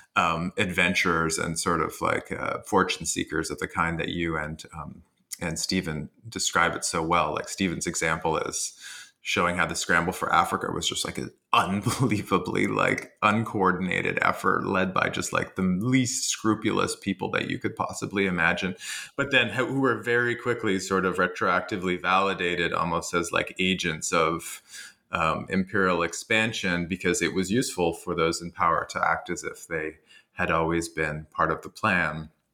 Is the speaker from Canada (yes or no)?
yes; Canada; I'm Canadian